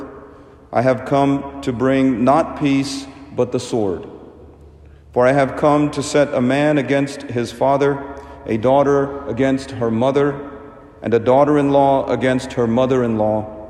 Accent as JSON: {"language": "English", "country": "India", "moved": "yes", "said": "In my home country of India, we traditionally try to connect birthdays with baptism"}